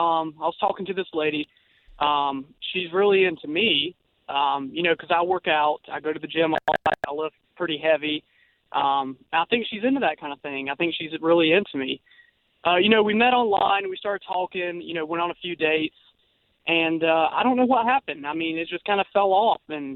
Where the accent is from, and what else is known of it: Apopka, Florida, United States